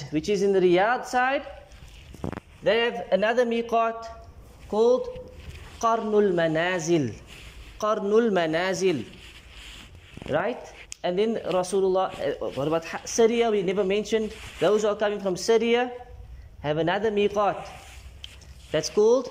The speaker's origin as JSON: {"language": "English", "country": "South Africa", "said": "we come from South Africa, we don't have a miqat for our country"}